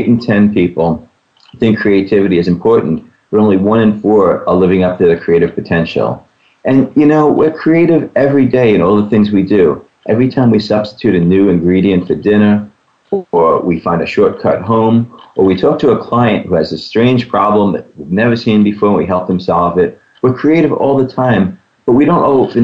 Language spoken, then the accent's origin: English; New York City, New York, United States; I grew up around the New York City area, and it was actually on Staten Island